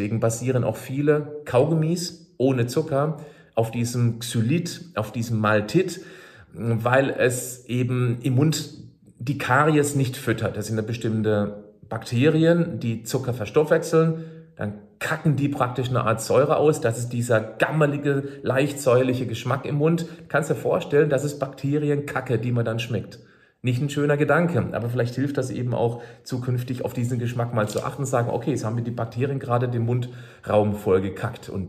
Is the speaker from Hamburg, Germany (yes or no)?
no; Freiburg, Baden-Württemberg, Germany; ich erinnere mich an einen Vortrag aus Freiburg, aus meiner Heimatstadt